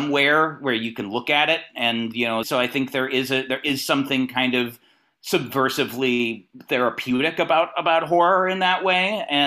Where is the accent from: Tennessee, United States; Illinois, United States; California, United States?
California, United States; Northern; moved away as an adult; now in Los Angeles, United States; I'm from the NorCal region originally